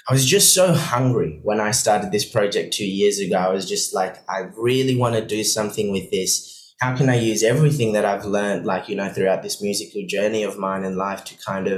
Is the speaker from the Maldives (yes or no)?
yes; Maldives; now in Perth, Australia; So I grew up in the Maldives. My mum's from Switzerland. My dad's from the Maldives. But I spent most of my life growing up in the Maldives in a tiny, tiny island.